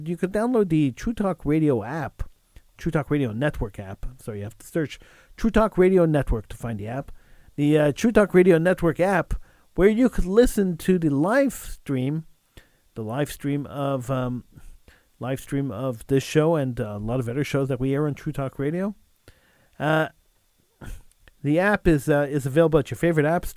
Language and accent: English; Quebec, Canada; we are sitting ducks as minorities and as English people